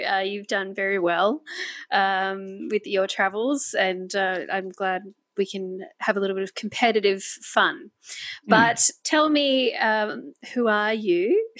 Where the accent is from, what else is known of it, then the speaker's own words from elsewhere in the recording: Australia; I am Australian. I was born in Australia.